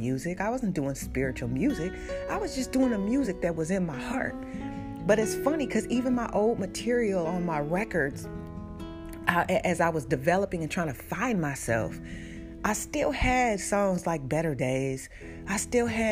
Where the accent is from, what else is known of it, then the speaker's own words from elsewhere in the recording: Portland, Oregon, United States; moved away; also born or lived in Oakland, California; When I grew up in Portland, like, I was also in the neighborhoods where my brothers were in gangs